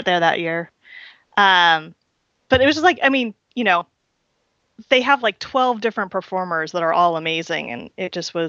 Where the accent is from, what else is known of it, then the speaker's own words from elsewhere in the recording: the Bay Area, California, United States; I'm from the Bay Area